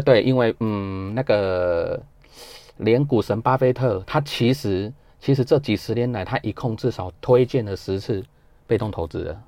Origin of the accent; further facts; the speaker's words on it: Taiwan; 我们台湾